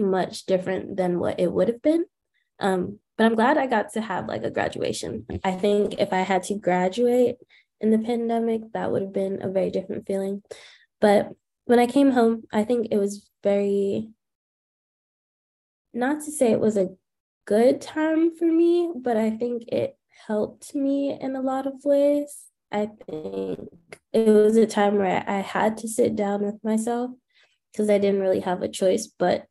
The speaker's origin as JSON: {"language": "English", "town": "New York City", "region": "New York", "country": "United States", "tie": "born or raised there", "also_born_or_lived": "Washington, D.C.", "said": "my family's from Jamaica, but born and raised in Queens"}